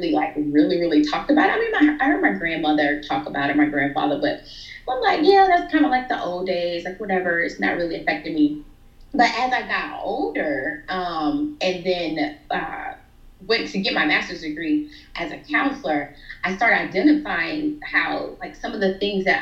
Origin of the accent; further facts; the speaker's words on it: between Florida and Georgia, rural Georgia, United States; That's exactly where I'm from